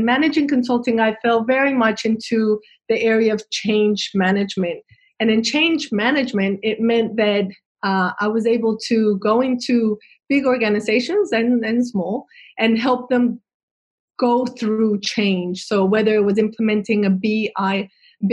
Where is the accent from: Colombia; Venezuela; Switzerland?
Colombia; moved away as an adult; now in Australia; I'm originally from Colombia, South America, and I arrived in Australia 20 years ago